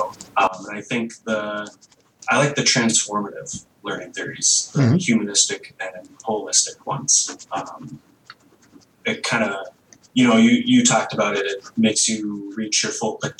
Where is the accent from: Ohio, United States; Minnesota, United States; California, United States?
Minnesota, United States; Anoka; also born or lived in Mora, Minnesota; I was born in Mora, which is just north of the Twin Cities here, but I was raised in Anoka.